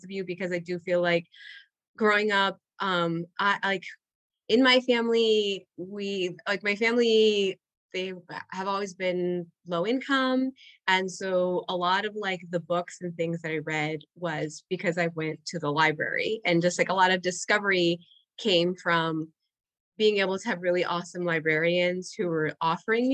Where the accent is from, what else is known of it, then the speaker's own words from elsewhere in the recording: Puerto Rico; first language Spanish; English is a second language; moved away; also born or lived in Indiana, United States; I grew up in a bilingual household, and we had lived in Puerto Rico before living in Indiana, and then we moved back to Puerto Rico. And so English as a child was not my first language